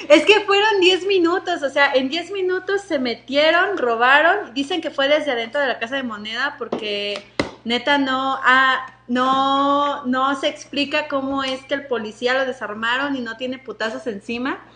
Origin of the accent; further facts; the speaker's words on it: Mexico City, Mexico; yo soy del Reclu Norte